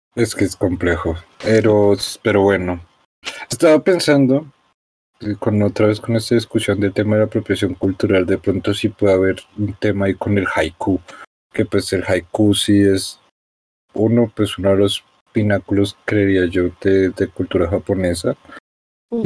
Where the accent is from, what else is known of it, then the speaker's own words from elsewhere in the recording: Colombia; Yo como colombiano blanco clase media